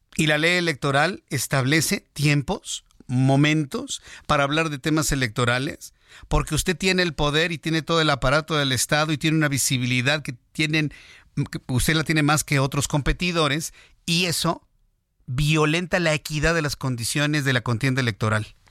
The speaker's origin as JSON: {"language": "Spanish", "country": "Mexico", "said": "millones de mexicanos"}